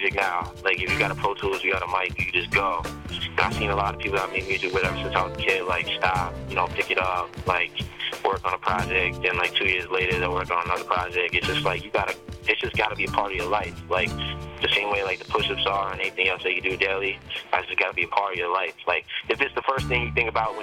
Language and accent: English; Westchester, New York, United States; also born or lived in Bronx, New York; I'm from New York. I was born in the Bronx, but I grew up in Westchester